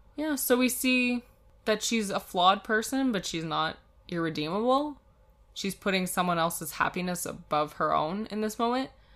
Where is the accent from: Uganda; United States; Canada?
Canada; we're Canadian